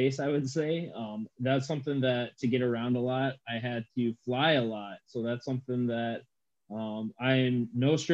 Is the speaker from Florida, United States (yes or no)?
no; Midland, Michigan, United States; also born or lived in Anchorage, Alaska / Dillingham, Alaska / Moses Lake, Washington; moved from Washington to Midland, Michigan. So if people are familiar with that area, that's where I ultimately grew up.